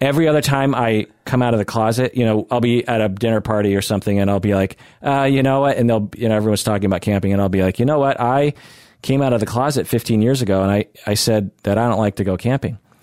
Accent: Seattle, Washington, United States; I grew up in Seattle

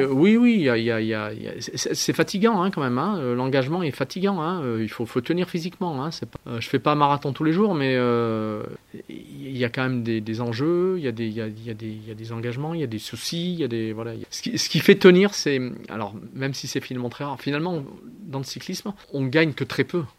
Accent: Briançon, Provence-Alpes-Côte d'Azur, France; je suis né à Briançon

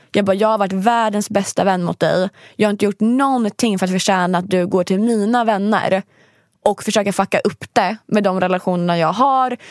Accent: Sweden; jag är svensk

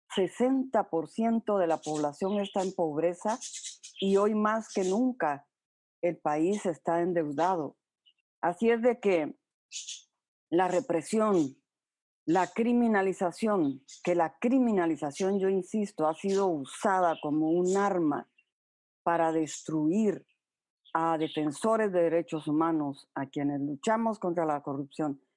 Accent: Guatemala; moved away as an adult; also born or lived in El Salvador; siempre iba a regresar a Guatemala. Yo me resistía a salir del país

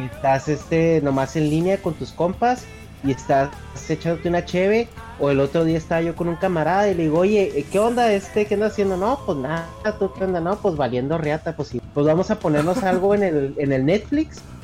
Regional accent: northern Mexico, Mexico; accent: northern Mexican; del norte, donde yo soy, pronunciamos mucho

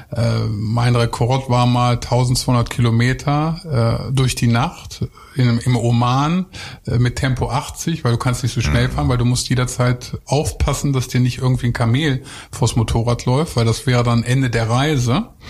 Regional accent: Lower Saxony, Germany; ich komme ja eigentlich vom Bauernhof. Ich bin aus Niedersachsen

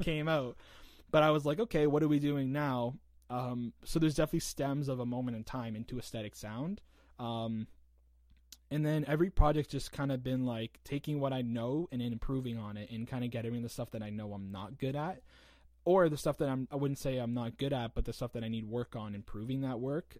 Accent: St. Catharines, Ontario, Canada; also born or lived in Hamilton, Ontario; I'm right from St. Catharines. I was born in Hamilton and then came right here.

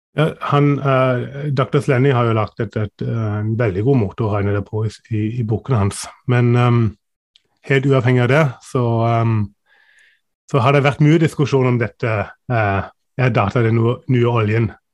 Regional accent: Germany; now in Norway; jeg er tysk

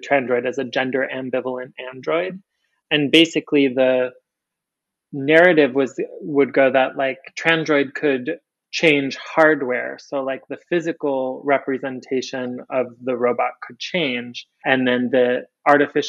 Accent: Michigan, United States; moved away as an adult; also born or lived in Chicago / Atlanta; now in New Orleans, United States; I was born in Michigan. I was brought up in a really rural sort of environment

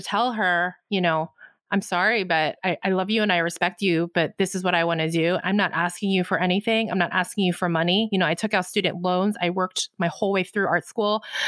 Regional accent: United States; I'm Korean American.

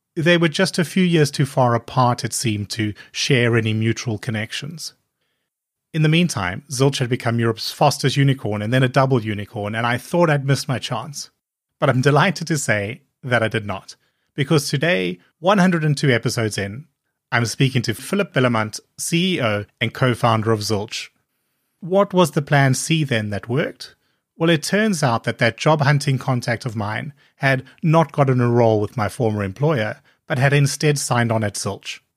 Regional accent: South Africa; both being South African

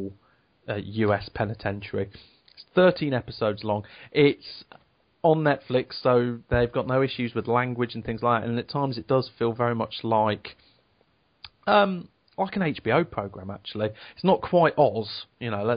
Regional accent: Devon, South West England, United Kingdom; now in Leicester, United Kingdom; I grew up in Devon. My school was a farm, essentially.

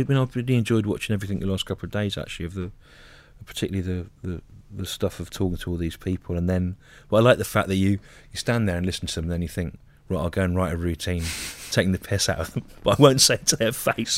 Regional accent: Solihull, West Midlands, United Kingdom; I grew up in Solihull

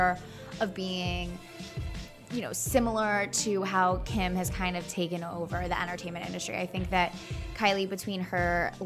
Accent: Baltimore, Maryland, United States; I was born in Baltimore

